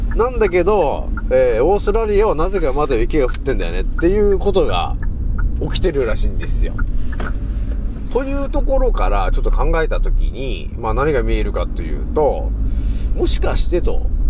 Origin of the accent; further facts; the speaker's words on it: Japan; moved away as an adult; now in Saitama, Japan; 私が住んでたところはもともとねそこはもちろんね雪国なんだよね